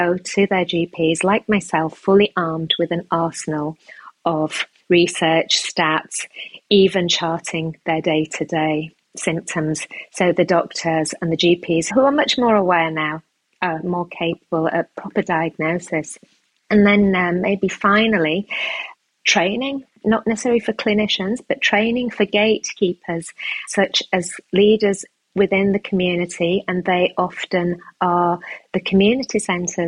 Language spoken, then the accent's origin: English; United Kingdom; I'm a British Pakistani woman